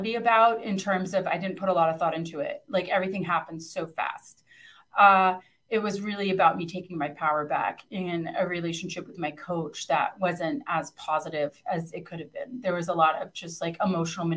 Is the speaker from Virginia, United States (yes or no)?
yes; Northern Virginia, United States; also born or lived in Italy; growing up in Northern Virginia